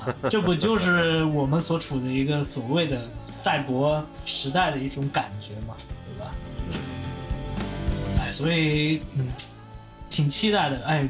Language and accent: Chinese; China; 但我其实作为中国人的话，我肯定是期待在游戏世界看到我们本土的一些东西出来。